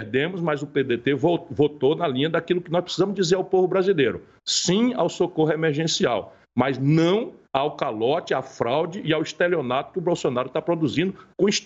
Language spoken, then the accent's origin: Portuguese; Brazil